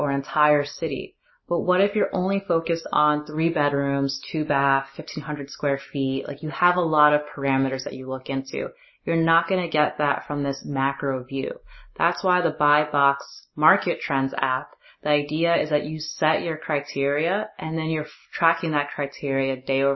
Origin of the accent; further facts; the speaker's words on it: New Jersey, United States; moved away; I'm actually back in my home state, New Jersey